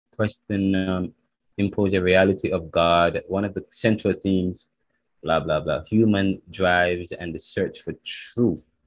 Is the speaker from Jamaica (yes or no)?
yes; Jamaica; I'm Jamaican